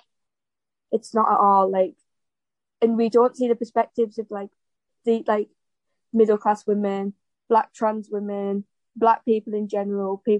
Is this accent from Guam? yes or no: no; North East England, United Kingdom; we're all from the Northeast, which is quite obviously a disadvantaged area